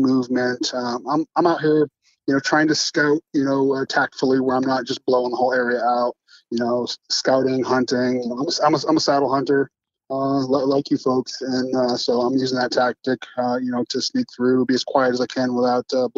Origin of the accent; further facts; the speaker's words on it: Maine, United States; moved away as an adult; now in Texas, United States; my family settled in Maine when I was a small child. So I lived most of my time in Maine